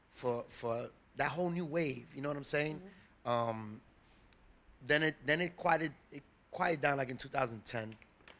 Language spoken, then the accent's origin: English; New York, United States; me growing up in New York, obviously, you know, I'm Latin